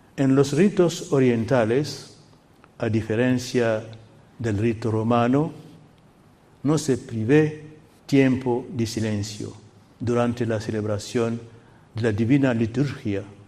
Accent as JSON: {"language": "Spanish", "country": "Guinea", "tie": "born or raised there", "moved": "yes", "said": "la capital de mi país natal, Guinea"}